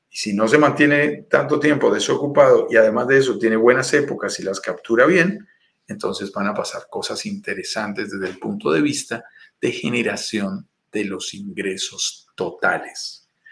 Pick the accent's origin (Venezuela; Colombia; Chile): Colombia; Bogotá; accent: Colombian; also born or lived in Tulum, Mexico; Soy nacido en Bogotá, Colombia, en una zona montañosa de los Andes